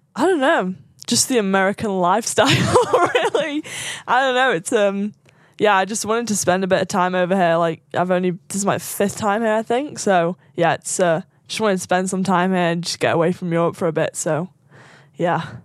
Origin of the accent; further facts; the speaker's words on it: Sandbach, North West England, United Kingdom; Just south of Manchester, like half an hour south, um, from a small town called Sandbach